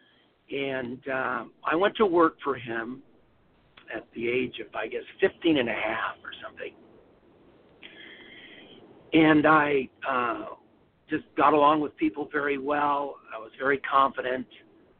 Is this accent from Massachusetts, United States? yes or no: no; Los Angeles, California, United States; I was born in California. I grew up in Los Angeles, Woodland Hills